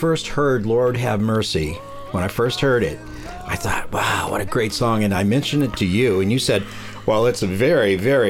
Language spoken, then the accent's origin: English; Richmond, California, United States; I grew up in Richmond.